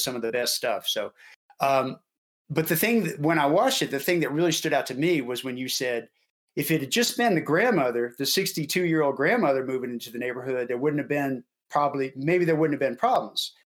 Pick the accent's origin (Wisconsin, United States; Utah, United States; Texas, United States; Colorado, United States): Texas, United States; Houston; Marty and I grew up in Houston.